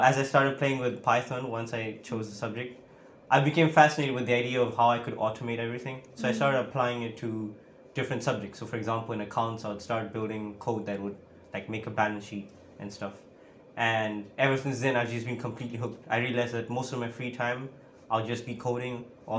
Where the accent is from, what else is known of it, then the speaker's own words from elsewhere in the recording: Mozambique; moved away as an adult; now in St Andrews, United Kingdom; I'm from Mozambique. That is like at the bottom of Africa. And that's where I started learning computer science in high school